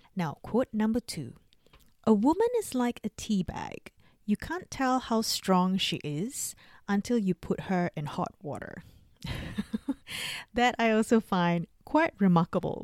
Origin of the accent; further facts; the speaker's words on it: Singapore; now in Australia; I grew up in Singapore and I live in Australia.